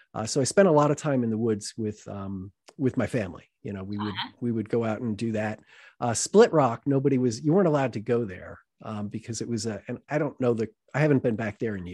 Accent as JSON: {"language": "English", "town": "Boonton Township", "region": "New Jersey", "country": "United States", "tie": "born or raised there", "said": "I grew up in Booton Township"}